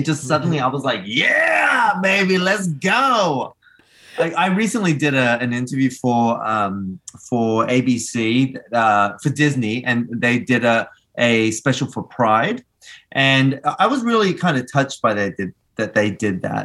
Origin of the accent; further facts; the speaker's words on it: Australia; moved away; also born or lived in Argentina; I was born in Argentina, so I myself was an immigrant to Australia too